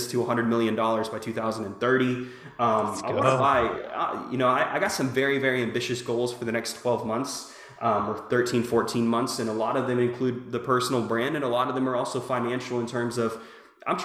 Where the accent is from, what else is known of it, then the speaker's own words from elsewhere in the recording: Jacksonville, Florida, United States; also born or lived in California; now in Little Rock, United States; I'm from Jacksonville, Florida. I'm living in Little Rock, Arkansas right now